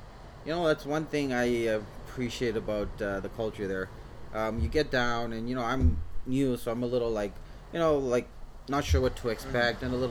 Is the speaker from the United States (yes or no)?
no; Toronto, Ontario, Canada; also born or lived in Gujarat, India; I grew up in Jane and Finch